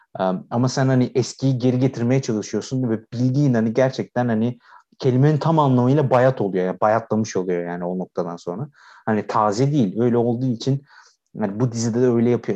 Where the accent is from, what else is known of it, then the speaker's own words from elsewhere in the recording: Aydın, Turkey; biz hepimiz Egeliyiz